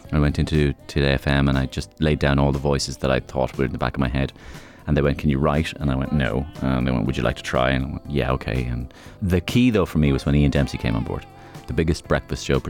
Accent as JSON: {"language": "English", "town": "Waterford", "region": "Munster", "country": "Ireland", "tie": "born or raised there", "also_born_or_lived": "London", "said": "I grew up just on the outskirts of Waterford City, about a mile and a half outside Waterford"}